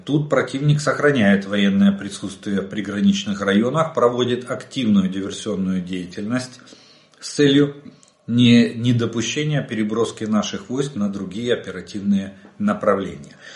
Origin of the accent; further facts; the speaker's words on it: Ukraine; мы из Украины